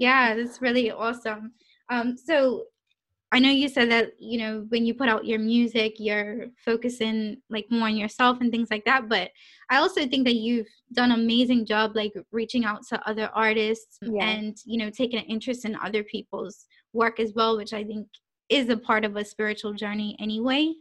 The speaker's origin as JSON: {"language": "English", "country": "Bermuda", "tie": "born or raised there", "moved": "as an adult", "lives_now": "United Kingdom", "said": "growing up in Bermuda"}